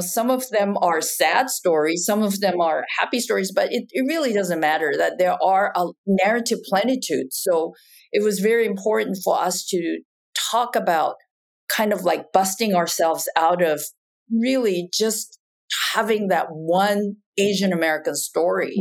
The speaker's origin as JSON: {"language": "English", "country": "Japan", "tie": "born or raised there", "also_born_or_lived": "Taiwan", "moved": "as an adult", "lives_now": "United States", "said": "I was actually born and raised in Japan and then went back to Taiwan for college and then came to the United States uh, for grad school"}